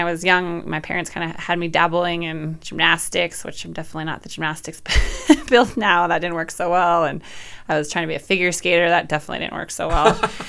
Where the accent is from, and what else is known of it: Jackson, Wyoming, United States; born or raised there; also born or lived in Pinedale, Wyoming / Wind River Range, Wyoming